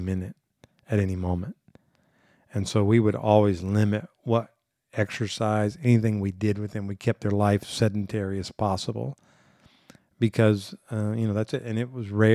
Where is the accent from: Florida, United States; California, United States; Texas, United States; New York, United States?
Texas, United States; Corpus Christi; I grew up in South Texas